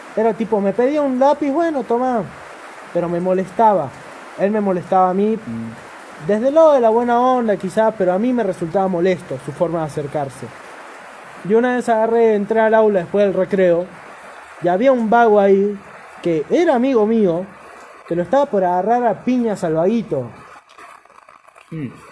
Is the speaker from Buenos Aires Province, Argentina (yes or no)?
no; Chubut, Argentina; Soy de Chubut, me considero de Chubut